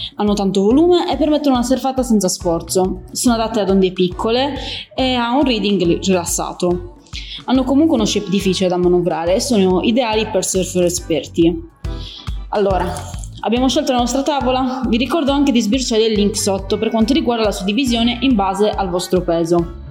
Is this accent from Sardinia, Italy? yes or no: yes; Cagliari, Sardinia, Italy; now in Taranto, Italy; sono sport leader fitness nello store di Taranto, ma nata e cresciuta a Cagliari, in Sardegna